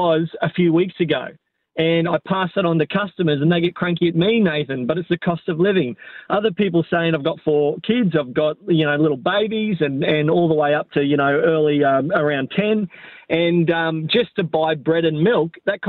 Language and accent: English; Nowra, New South Wales, Australia; moved away as an adult; now in Yeppoon, Australia; was born in Nara